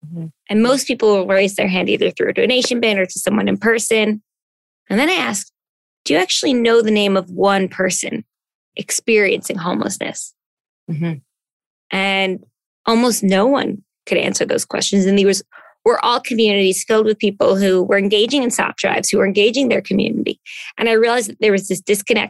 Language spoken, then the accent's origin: English; New Jersey, United States; moved away as an adult; now in New York City, United States; I came from growing up in New Jersey, you know, kind of town where everybody knew everybody